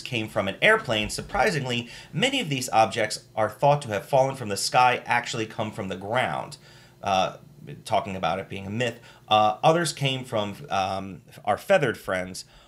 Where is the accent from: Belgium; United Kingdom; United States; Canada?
United States; I'm American